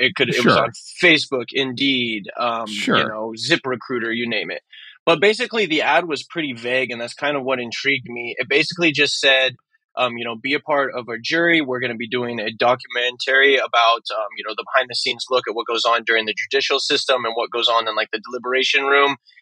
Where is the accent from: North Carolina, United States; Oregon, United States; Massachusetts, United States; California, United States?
Oregon, United States; moved away; I am initially from Oregon. I'm from a very small mountain town that no one's ever heard of.